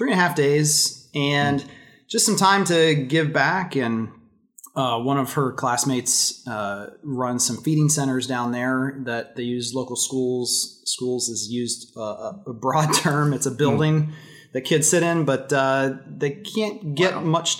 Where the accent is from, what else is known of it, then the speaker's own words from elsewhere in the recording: Columbus, Ohio, United States; We are in Columbus, my hometown.